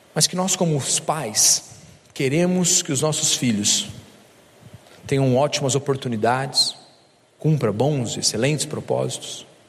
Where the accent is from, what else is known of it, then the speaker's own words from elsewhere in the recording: Minas Gerais, Brazil; eu sou de Minas